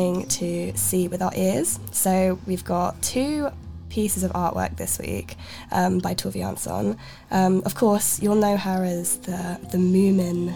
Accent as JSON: {"language": "English", "country": "Sweden", "also_born_or_lived": "Gothenburg", "moved": "yes", "said": "I am from Sweden originally, so I've spent some time in Göteborg"}